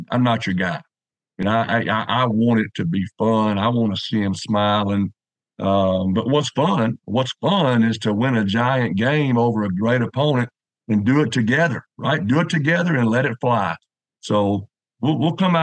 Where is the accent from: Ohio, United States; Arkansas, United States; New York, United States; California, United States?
Arkansas, United States; Ashdown; I'm an Arkansas guy. You know, I grew up in Ashdown